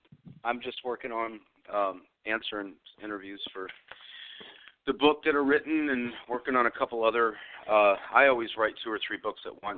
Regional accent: Nashville, Tennessee, United States; born or raised there

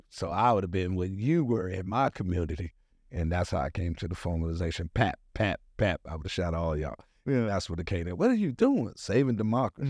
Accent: Washington, District of Columbia, United States; moved away; also born or lived in Atlanta, Georgia; I was born in Washington, D C. That is my birthplace where I was born

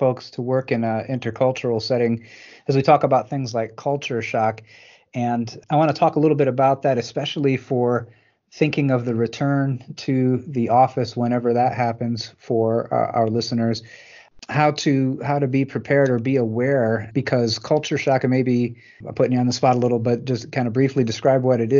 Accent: Michigan, United States; moved away as an adult; also born or lived in Botswana / Ohio; I grew up in blue collar Michigan

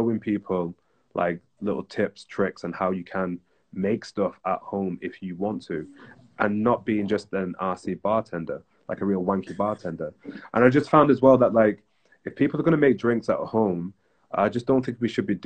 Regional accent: Bury, North West England, United Kingdom; moved away; we're from Bury. I was like, yo, me too.

